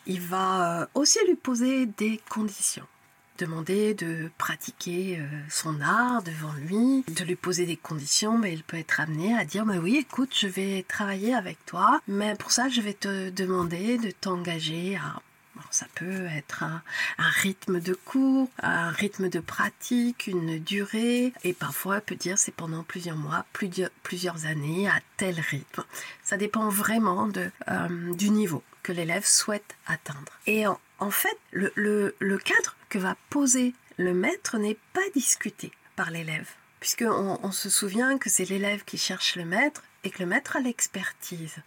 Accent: France; Je suis française

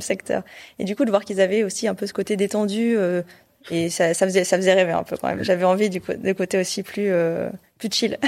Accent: Clermont-Ferrand, Auvergne-Rhône-Alpes, France; moved away as an adult; also born or lived in Paris / Brest / Rennes; Alors moi, j'ai grandi en Auvergne, à Clermont-Ferrand. Donc en gros, j'ai fait toute ma scolarité là-bas

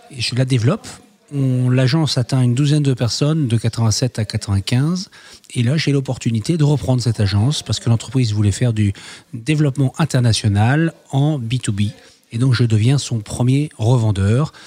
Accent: Roubaix, Hauts-de-France, France; also born or lived in Canada; Je suis né à Roubaix

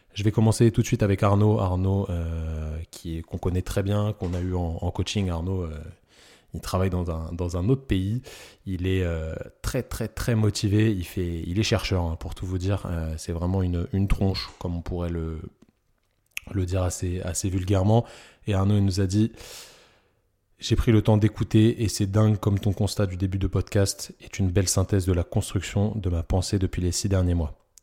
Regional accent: Parisian suburbs, Île-de-France, France; accent: Parisian banlieue; j'ai un petit accent de, de banlieusard parisien

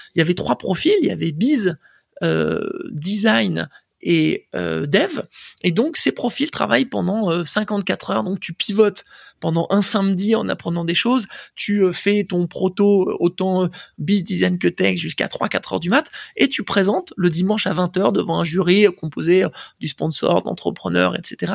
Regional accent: Boulogne-Billancourt, Île-de-France, France; also born or lived in Paris; je suis né à Paris et grandi à Boulogne euh, quasiment toute mon, euh, toute mon enfance jusqu'à mes 20 ans à peu près

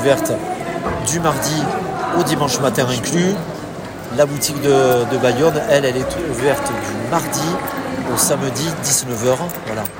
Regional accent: Spanish Basque, Basque Country, Spain; je suis basque espagnol

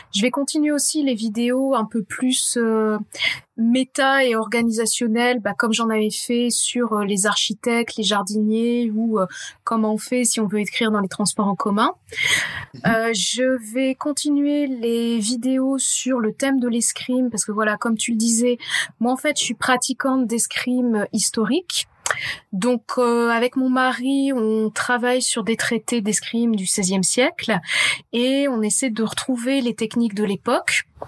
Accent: France; on est français

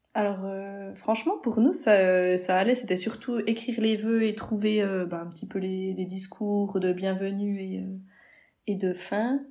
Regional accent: Switzerland; on vient de la Suisse

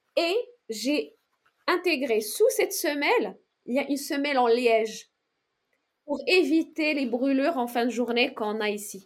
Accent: Meknes, Fès-Meknès, Morocco; moved away as an adult; now in France; j'ai grandi au Maroc

